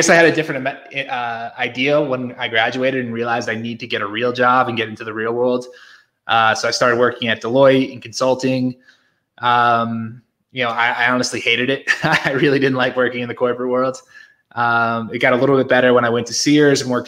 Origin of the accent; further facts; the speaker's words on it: Connecticut, United States; moved away as an adult; also born or lived in New York / Philadelphia; now in Mexico; I grew up in Connecticut. I spent pretty much my entire life there.